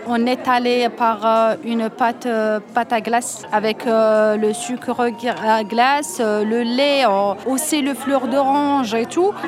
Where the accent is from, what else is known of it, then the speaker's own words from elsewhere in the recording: Algeria; moved away; je suis algérienne